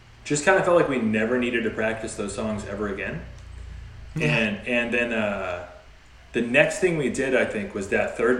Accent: Torrance, California, United States; we're from Torrance

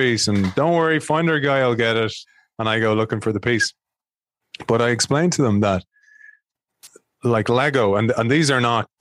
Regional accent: Ireland; I'm from Ireland

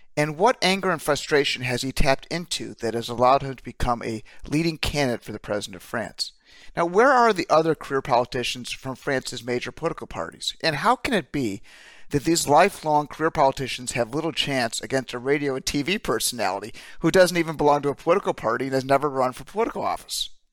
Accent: United States; as an American

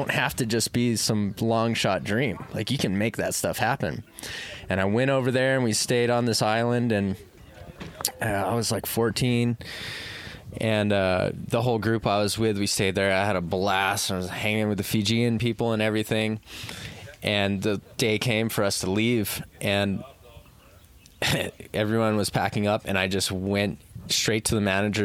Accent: Oahu, Hawaii, United States; I'm born and raised on Oahu

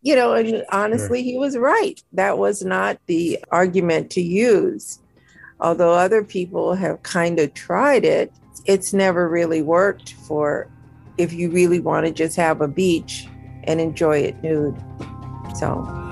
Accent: Minnesota, United States; Minnesota, where I'm from

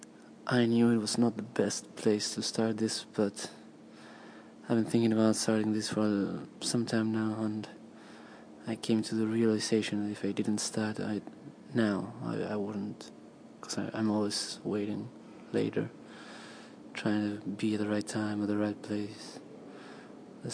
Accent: Argentina; moved away as an adult; now in Sydney, Australia; I am from Argentina, but I've been living the last year in Sydney.

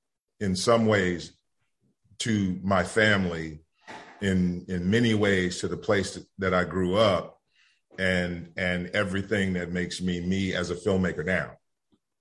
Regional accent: Gary, Indiana, United States; moved away; bringing cameras and lights and actors to my hometown and to Indiana

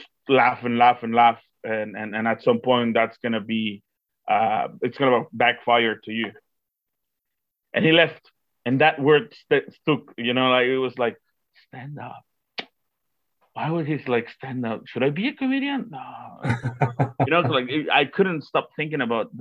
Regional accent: Guadalajara, Jalisco, Mexico; English is a second language; moved away as an adult; now in Auckland, New Zealand; used to teach at the University of Guadalajara. That's where I'm from.

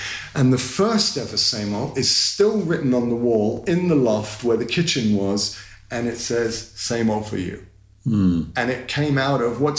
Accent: London, United Kingdom; I grew up in North London. With a single mother and obviously a foreign last name. And I grew up in Finsbury Park initially, and it was hardcore back then.

